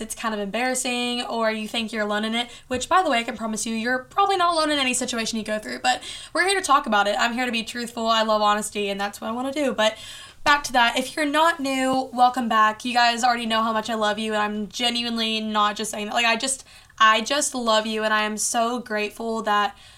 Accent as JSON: {"language": "English", "town": "Bowling Green", "region": "Kentucky", "country": "United States", "tie": "born or raised there", "said": "I know a lot of people aren't from Bowling Green, but this is my hometown"}